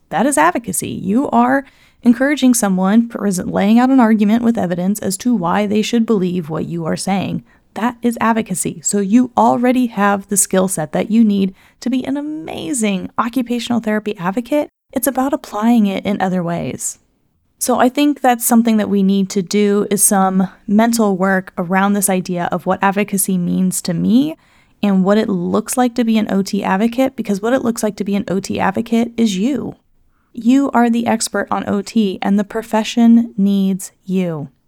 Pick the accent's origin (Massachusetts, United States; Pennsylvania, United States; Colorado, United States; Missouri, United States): Missouri, United States; the state of Missouri, which is my hometown